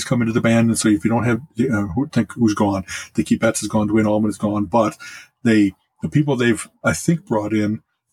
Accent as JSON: {"language": "English", "town": "Chicago", "region": "Illinois", "country": "United States", "tie": "born or raised there", "also_born_or_lived": "Champaign-Urbana", "said": "growing up in Chicago"}